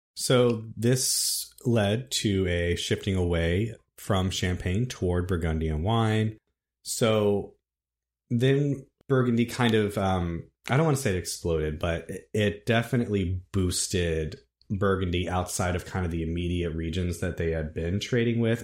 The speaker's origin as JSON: {"language": "English", "region": "Virginia", "country": "United States", "said": "I'm from Virginia"}